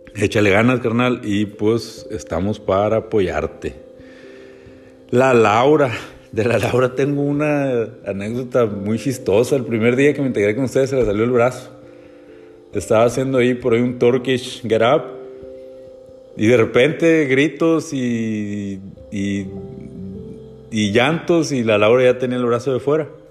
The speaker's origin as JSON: {"language": "Spanish", "town": "Hermosillo", "region": "Sonora", "country": "Mexico", "tie": "born or raised there", "also_born_or_lived": "Guaymas, Sonora", "moved": "yes", "lives_now": "La Paz, Mexico", "said": "somos originarios pues, de Sonora, eh, de Guaymas, bueno, yo soy Hermosillo"}